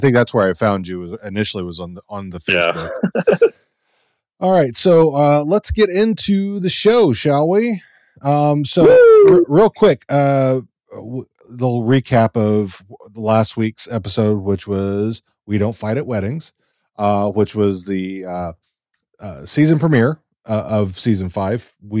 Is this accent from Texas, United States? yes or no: yes; Texas, United States; moved away; also born or lived in Orange County, California; I'm originally from Texas. I moved from Texas where it was called, you know, I-35 or I-80, and then to California, where it was called the five or the 405.